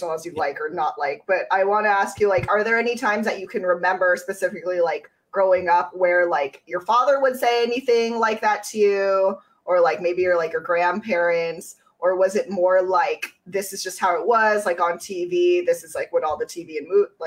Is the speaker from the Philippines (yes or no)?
yes; Philippines; as a Filipino